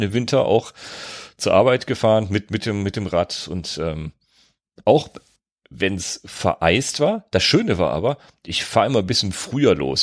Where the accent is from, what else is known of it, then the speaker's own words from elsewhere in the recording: North Rhine-Westphalia, Germany; Ich komme aus NRW